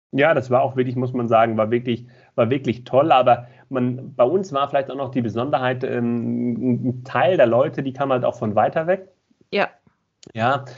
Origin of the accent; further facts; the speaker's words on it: Mecklenburg-Vorpommern, Germany; moved away as an adult; also born or lived in Baden-Württemberg; now in near Stuttgart, Germany; ich komm ursprünglich aus Mecklenburg-Vorpommern